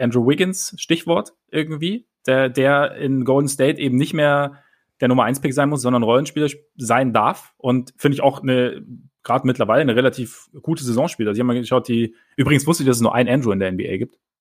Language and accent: German; Southern Germany, Germany; Bei uns im Süden